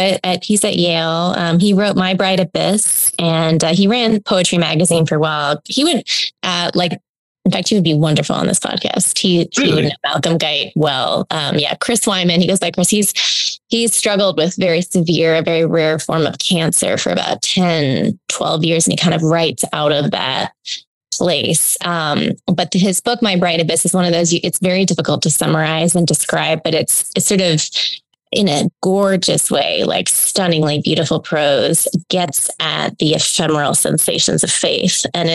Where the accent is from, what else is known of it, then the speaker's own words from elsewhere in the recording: Hong Kong; also born or lived in Australia; now in United States; I grew up in Hong Kong and Australia, and that is like has always set me a little outside American footing.